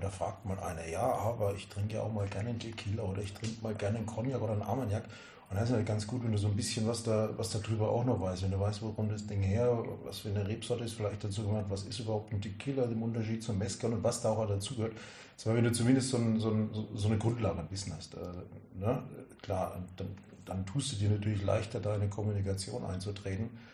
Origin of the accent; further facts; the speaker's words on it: Würzburg, Bavaria, Germany; ich bin 1970 geboren, bin eigentlich äh, Würzburger Franke